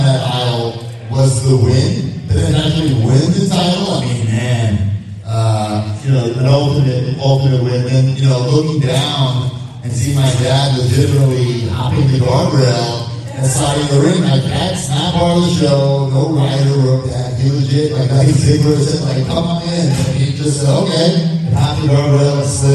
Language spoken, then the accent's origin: English; New York, United States